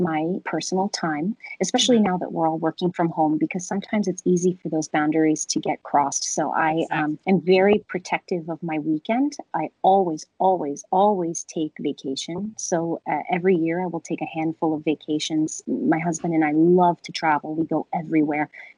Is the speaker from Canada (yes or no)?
yes; Canada; My parents are from there. And, you know, even though I grew up in Canada